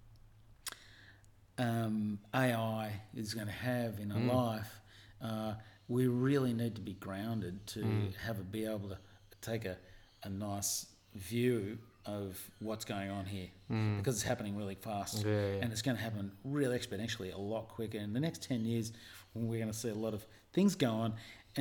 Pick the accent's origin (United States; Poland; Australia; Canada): Australia; Avalon, New South Wales; born or raised there